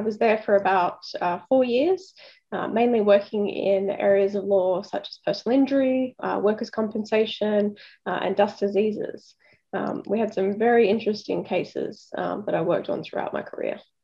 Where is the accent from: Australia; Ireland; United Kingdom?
Australia; Sydney, New South Wales; I'm actually from Sydney, so I, I, grew up about 40 minutes south of the city in an area called uh, the Sutherland Shire